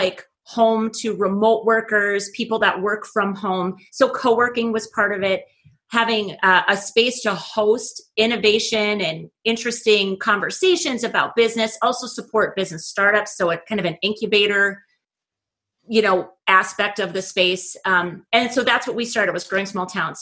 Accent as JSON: {"language": "English", "town": "Oakes", "region": "North Dakota", "country": "United States", "tie": "born or raised there", "moved": "as an adult", "said": "I returned back to my hometown. I'm in Oaks, North Dakota."}